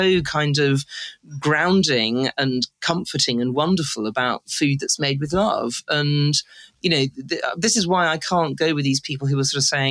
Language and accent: English; United Kingdom; I'm a British girl